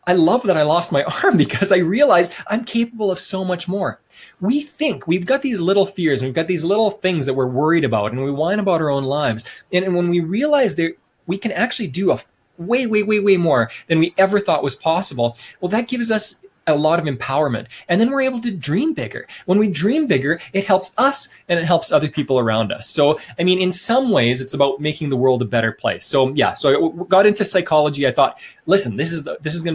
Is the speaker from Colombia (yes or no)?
no; Canada; moved away as an adult; also born or lived in Sweden / China